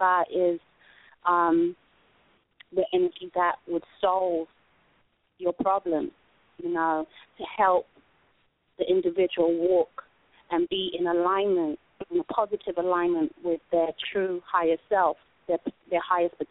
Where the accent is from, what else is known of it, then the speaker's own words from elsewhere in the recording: London, United Kingdom; moved away; I'm originally from London